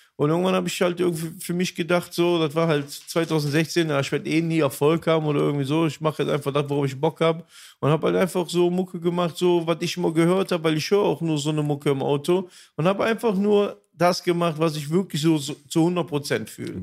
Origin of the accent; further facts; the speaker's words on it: Aachen, North Rhine-Westphalia, Germany; also born or lived in Düsseldorf; Dann bin ich wieder zurück in meine Heimat, wieder Aachen